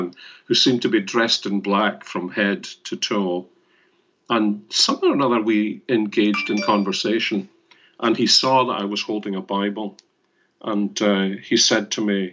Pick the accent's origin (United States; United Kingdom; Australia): United Kingdom; Glasgow, Scotland; I was born and brought up in Glasgow